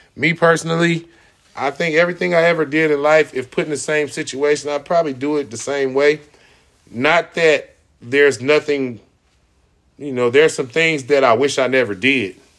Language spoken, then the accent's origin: English; United States; I was born in the United States and multiple generations before me were born in the United States